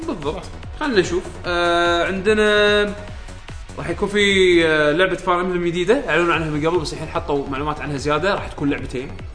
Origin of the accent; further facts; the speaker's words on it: Kuwait; عندنا بالكويت